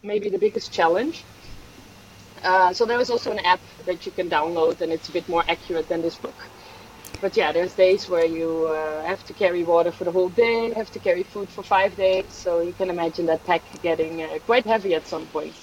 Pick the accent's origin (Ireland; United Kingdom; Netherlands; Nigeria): Netherlands; moved away as an adult; also born or lived in Swedish Lapland / San Sebastián / Switzerland; I am from the Netherlands, so that's where I spent the first uh, yeah 10, 20, 25 years.